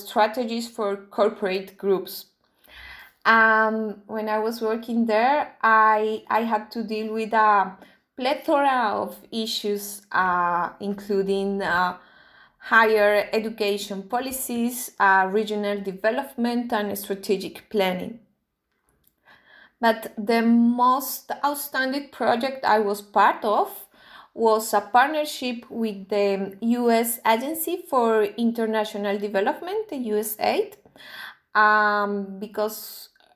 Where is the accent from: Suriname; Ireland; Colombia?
Colombia; moved away as an adult; also born or lived in United Kingdom; now in Geneva, Switzerland; I'm from Colombia